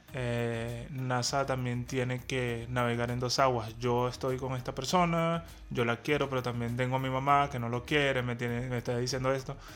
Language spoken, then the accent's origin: Spanish; Venezuela; somos venezolanos